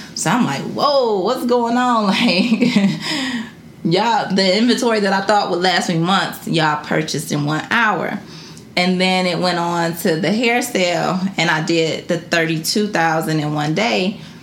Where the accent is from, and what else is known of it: Detroit, Michigan, United States; born or raised there